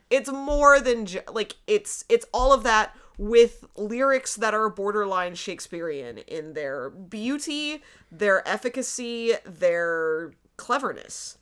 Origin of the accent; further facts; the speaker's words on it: United States; moved away as an adult; now in Canada; as an American